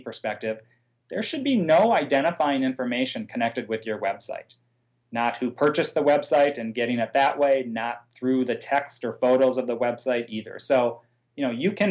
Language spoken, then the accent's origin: English; Midwest, United States; I'm a Midwesterner at heart.